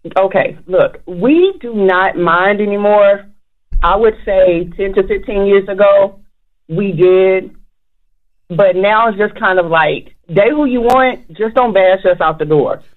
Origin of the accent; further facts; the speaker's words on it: Alabama, United States; I'm from Alabama